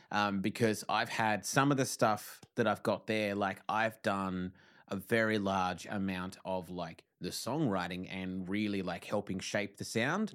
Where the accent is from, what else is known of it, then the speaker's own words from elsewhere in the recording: Tasmania, Australia; moved away as an adult; now in Victoria, Australia; I'm from Tassie